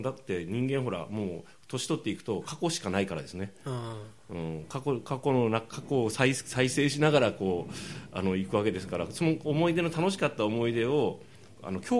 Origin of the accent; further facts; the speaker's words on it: Kumamoto, Japan; 熊本です